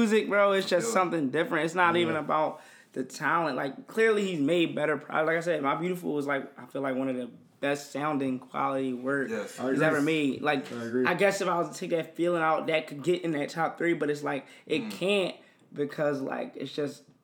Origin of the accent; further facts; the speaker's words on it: Philadelphia, Pennsylvania, United States; I'm from Philly